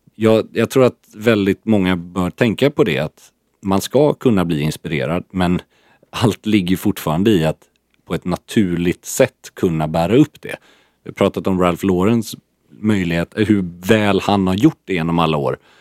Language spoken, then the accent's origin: Swedish; Sweden